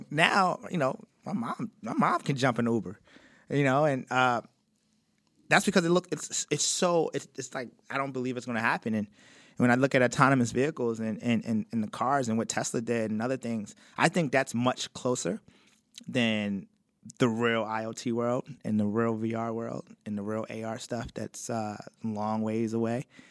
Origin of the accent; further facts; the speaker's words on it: Baltimore, Maryland, United States; also born or lived in Cincinnati; I was from Baltimore also